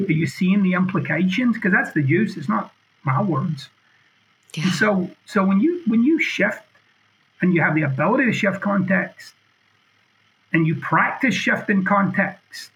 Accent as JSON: {"language": "English", "region": "Scotland", "country": "United Kingdom", "said": "I'm being boldly Scottish"}